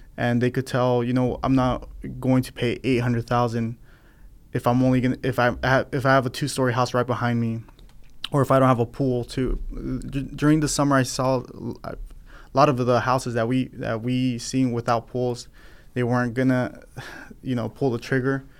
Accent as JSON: {"language": "English", "town": "Fresno", "region": "California", "country": "United States", "tie": "born or raised there", "also_born_or_lived": "San Diego", "said": "I grew up here in Fresno"}